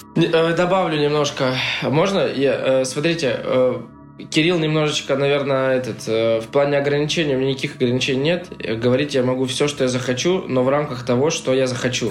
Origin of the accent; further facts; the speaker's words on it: Russia; я вот из России, я русский